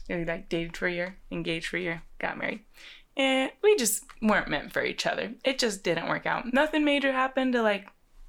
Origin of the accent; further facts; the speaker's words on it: Austin, Texas, United States; I am 25. We are from Austin, Texas.